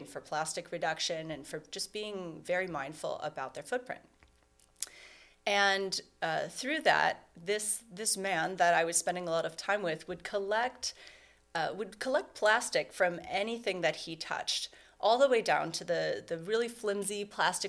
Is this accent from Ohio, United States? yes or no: yes; Cleveland, Ohio, United States; moved away; I'm originally from Cleveland, and I left for 17 years, and last year I decided to come back